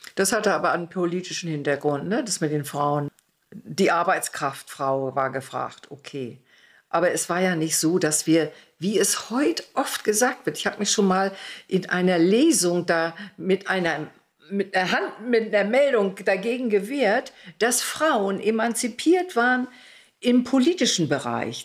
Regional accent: Mecklenburg-Vorpommern, Germany; born or raised there; also born or lived in Heiligenbeil, East Prussia

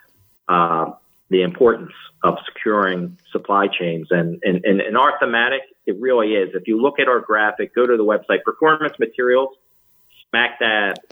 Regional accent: Jersey Shore, New Jersey, United States; I grew up on the Jersey Shore

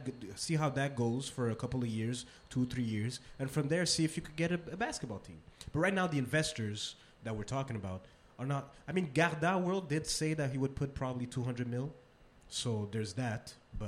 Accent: Montreal, Quebec, Canada; I'm from the East End as well.

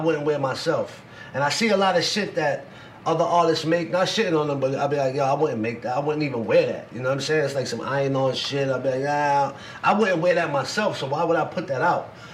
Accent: New York City, New York, United States; also born or lived in Staten Island / Poconos; See, I'm from Coney Island, but in my high school years, I went to high school in Staten Island.

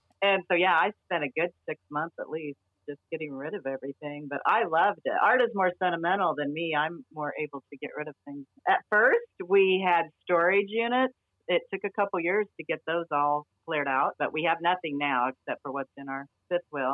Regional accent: Illinois, United States; moved away; also born or lived in California; we grew up in Illinois

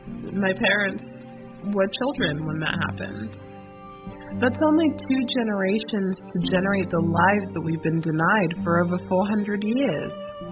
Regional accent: London, United Kingdom; also born or lived in United States; My family is from Jamaica on both sides. I was born in London, and I grew up between the U.S. and the U.K.

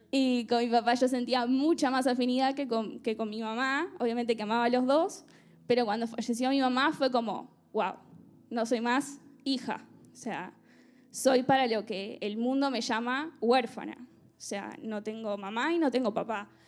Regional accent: Argentina; moved away as an adult; durante mi adolescencia y mi niñez en Argentina, eh, la verdad que tuve una familia muy estable

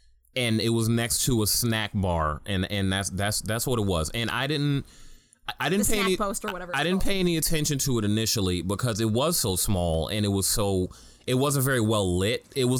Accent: New York City, New York, United States; I grew up in Harlem

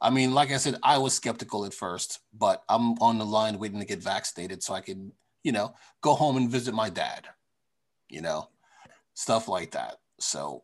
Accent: New York, United States; growing up in New York

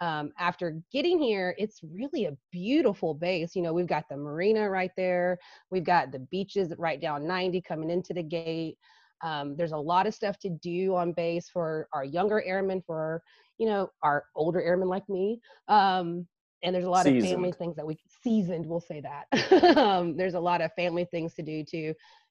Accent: Geneva, Alabama, United States; Geneva, Alabama.

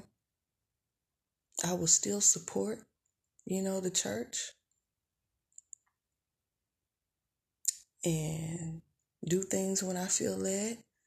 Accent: Tulsa, Oklahoma, United States; I'm from Tulsa, Oklahoma

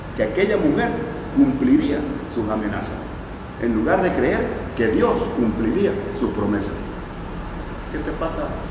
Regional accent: Palizada, Campeche, Mexico; moved away; de mi tierra palizada

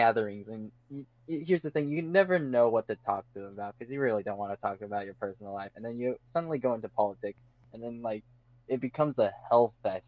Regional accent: Montana, United States; moved away; I was from Montana

